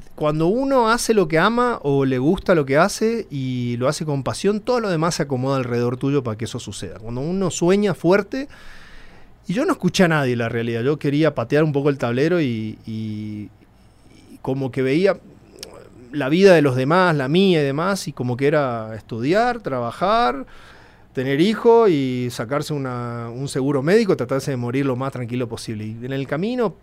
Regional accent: El Colorado, Formosa, Argentina; born or raised there; moved away as an adult; also born or lived in Buenos Aires; now in Mexico

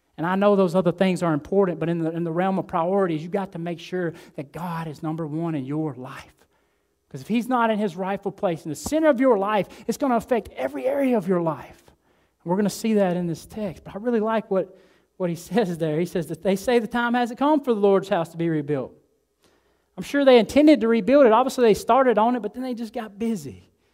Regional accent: Alabama, United States; moved away as an adult; now in Delray Beach, United States; I'm from Alabama.

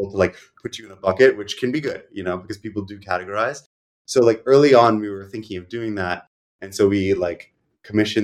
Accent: New York, United States; also born or lived in Boston; I grew up here, and I had like a few stints where I lived elsewhere.

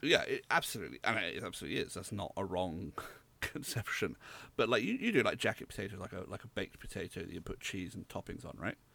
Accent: United Kingdom

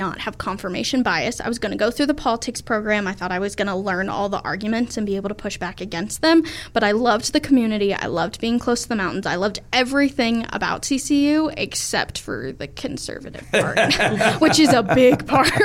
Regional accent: Colorado, United States; I grew up around here. I'm from Colorado.

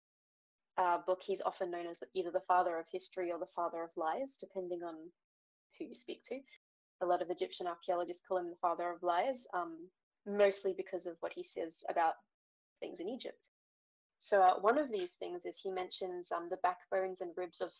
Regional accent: Australia; I'm an archaeologist from Australia.

